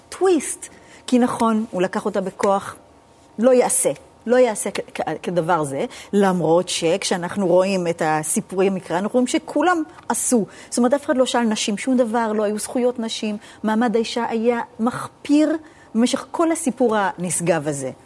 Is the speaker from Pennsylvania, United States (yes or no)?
no; New York, United States; moved away; בבית ספר דתי בארצות הברית, סלנטה, עקיבא ריברדל